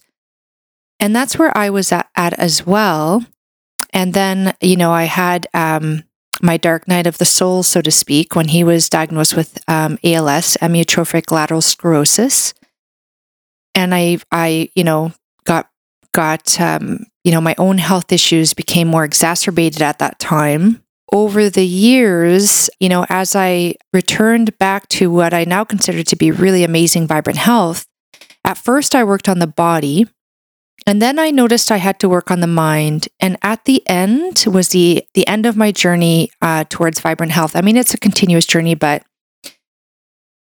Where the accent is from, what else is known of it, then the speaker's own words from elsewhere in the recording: Brazil; now in Canada; I was raised in Brazil. I was born in Brazil